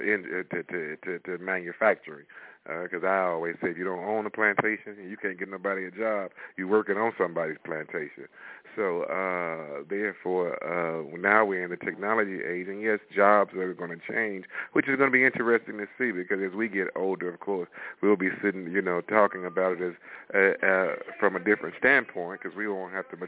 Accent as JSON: {"language": "English", "town": "Chicago", "region": "Illinois", "country": "United States", "tie": "born or raised there", "moved": "yes", "lives_now": "Montgomery, Alabama, United States", "said": "I'm originally from Chicago, 5525 South Lafayette. That's where I grew up, right there on the south side"}